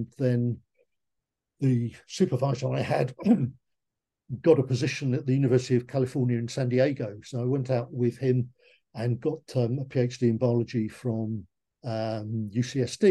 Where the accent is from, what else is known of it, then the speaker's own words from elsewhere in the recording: Leigh-on-Sea, East of England, United Kingdom; I was born in Lee-on-Sea, just near Southend-on-Sea in Essex. I went to Lee North Street Primary School and Westcliff High School for boys.